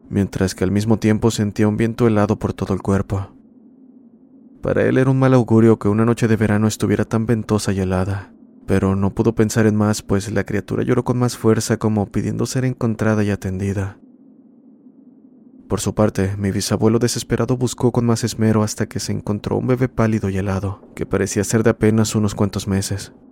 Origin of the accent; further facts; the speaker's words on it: Ecuador; soy de Ecuador, nuevamente compartiendo una experiencia